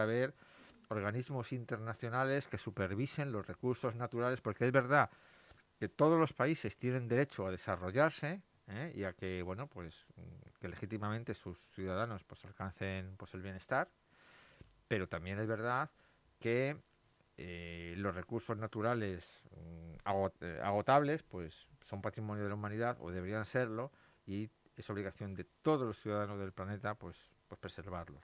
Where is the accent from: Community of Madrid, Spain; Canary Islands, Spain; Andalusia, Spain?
Community of Madrid, Spain; Madrid; yo, soy de Madrid